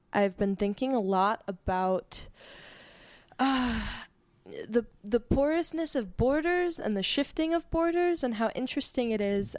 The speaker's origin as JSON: {"language": "English", "region": "California", "country": "United States", "said": "my lived experience of being a Californian"}